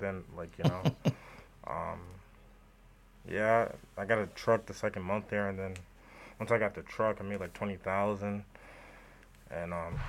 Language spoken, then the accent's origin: English; Springfield, Massachusetts, United States; moved away as an adult; now in Arizona, United States; I'm from Massachusetts, Springfield.